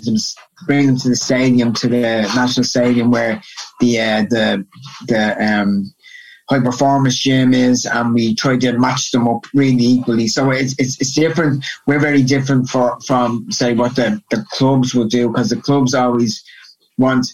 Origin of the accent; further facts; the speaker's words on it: Dublin, Leinster, Ireland; moved away as an adult; also born or lived in Portmarnock / United States; now in Dublin, Ireland; I'm from originally from Kilmarnock in Talla, which is on the south side, west side of Dublin. And I lived there until I was about 12. I moved over the north side to Portmarnock.